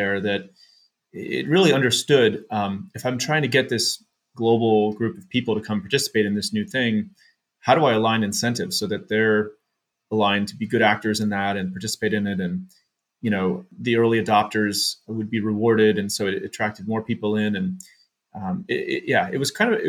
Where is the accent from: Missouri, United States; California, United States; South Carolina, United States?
California, United States; San Jose; we were living in San Jose, California, where I grew up in the Bay Area